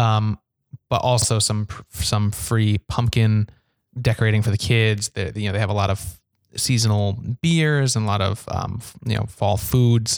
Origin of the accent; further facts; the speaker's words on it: Ansonia, Connecticut, United States; I'm from Ansonia, which is right next to Derby.